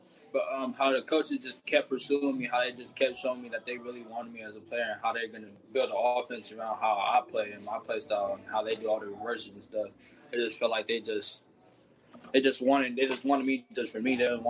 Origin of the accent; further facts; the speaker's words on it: Fresno, California, United States; I grew up in Fresno.